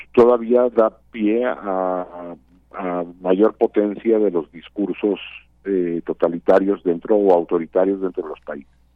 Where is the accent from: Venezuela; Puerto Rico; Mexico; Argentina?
Mexico; como mexicanas y mexicanos